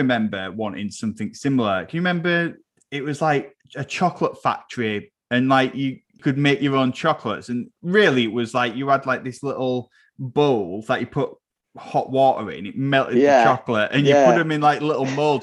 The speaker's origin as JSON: {"language": "English", "area": "Old Goole", "region": "Yorkshire and the Humber", "country": "United Kingdom", "tie": "born or raised there", "said": "I grew up mostly in Old Ghoul"}